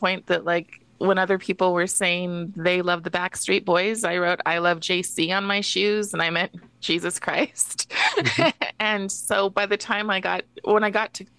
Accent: Moses Lake, Washington, United States; also born or lived in Seattle; I'm from Moses Lake, but I, Moses Lake, Washington

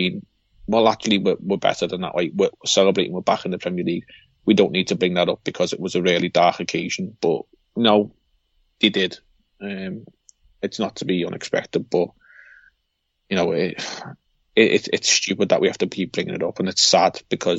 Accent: Liverpool, North West England, United Kingdom; We as a Scouser probably hear things that, or we probably say things that other people hear and don't understand what actually we've just said

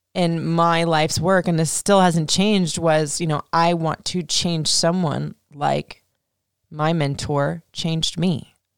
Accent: Florida, United States; I was traumatized as a kid growing up in Florida

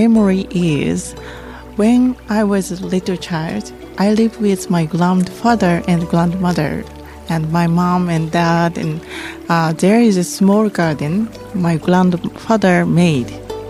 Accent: Japan; English is a second language; moved away; I'm originally from Japan and I'm garden designer.

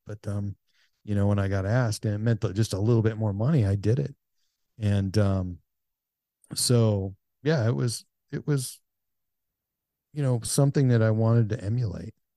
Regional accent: United States; I grew up on the Canadian border

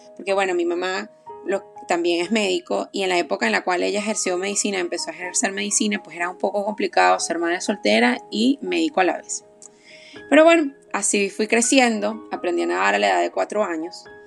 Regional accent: Aragua, Venezuela; moved away; soy venezolana, oriunda de Aragua

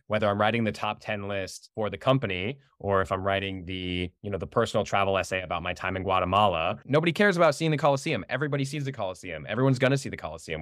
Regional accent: United States; I was born and raised here, my parents were born and raised here

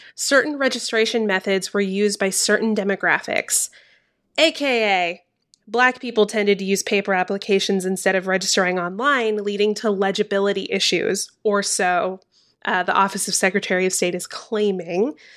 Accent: Georgia, United States; my home state of Georgia

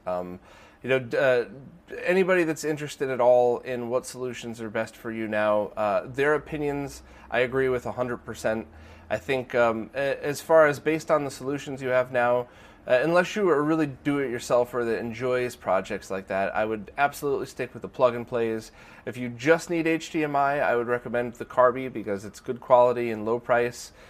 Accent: United States; I'm an American

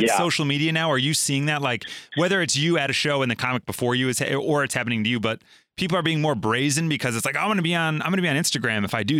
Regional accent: Chicago, Illinois, United States; also born or lived in Los Angeles; So I live in Chicago. I'm from Chicago, but my wife and I lived in LA for a time.

